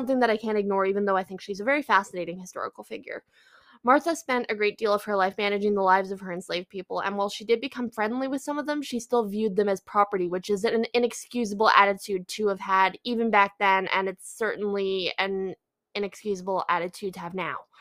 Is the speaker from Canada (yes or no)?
yes; Canada; I'm Canadian